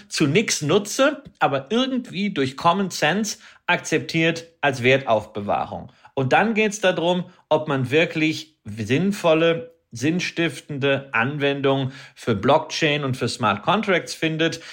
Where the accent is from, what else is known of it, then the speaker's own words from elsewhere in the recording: Datteln, North Rhine-Westphalia, Germany; ich bin ja groß geworden am Ostrand des Ruhrgebietes